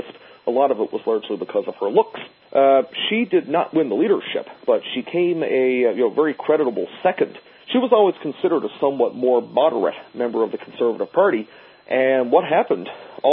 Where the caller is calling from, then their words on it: Newfoundland and Labrador, Canada; especially here in eastern Canada, where I'm calling from, Newfoundland